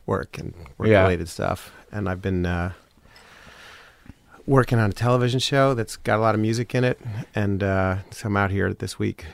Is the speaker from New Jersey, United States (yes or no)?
yes; Montclair, New Jersey, United States; also born or lived in Manhattan; I grew up in Manhattan as a little kid, and then Montclair, New Jersey